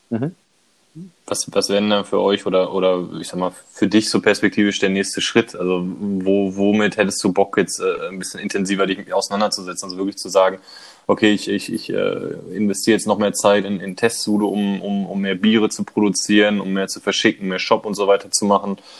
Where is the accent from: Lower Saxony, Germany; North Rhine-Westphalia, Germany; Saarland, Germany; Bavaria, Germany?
North Rhine-Westphalia, Germany; Bochum; ich komme aus Bochum.